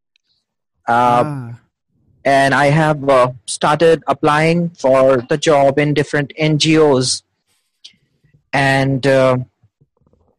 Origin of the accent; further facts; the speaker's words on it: Delhi, India; I'm from Delhi, India.